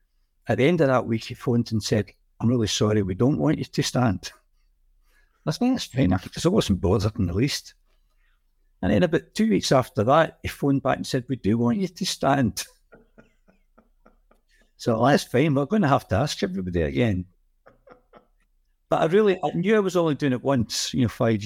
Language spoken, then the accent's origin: English; Glasgow, Scotland, United Kingdom; now in Musselburgh, United Kingdom; I was a librarian and started off life in Springburn